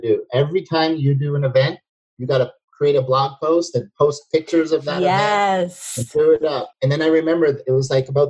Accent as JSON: {"language": "English", "town": "Toronto", "region": "Ontario", "country": "Canada", "said": "I'm from Toronto as well, and I don't live in Toronto in the winters anymore"}